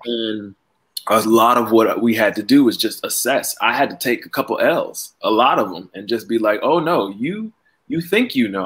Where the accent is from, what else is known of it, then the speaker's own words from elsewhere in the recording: Miami, Florida, United States; moved away as an adult; also born or lived in New Haven, Connecticut; I am from Miami, Florida